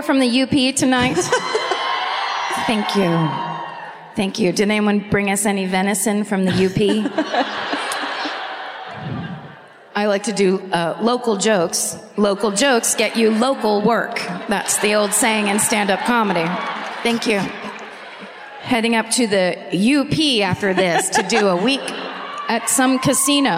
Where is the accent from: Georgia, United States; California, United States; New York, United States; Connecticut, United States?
California, United States; I'm from California.